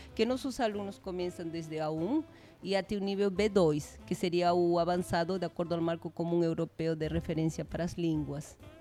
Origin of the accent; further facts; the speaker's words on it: Peru; first language Spanish; Portuguese is a second language; moved away as an adult; now in São José dos Campos, Brazil; Nosotros los peruanos